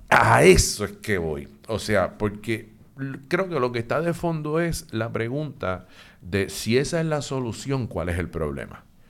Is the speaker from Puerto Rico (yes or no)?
yes; Puerto Rico; somos los boricuas y las boricuas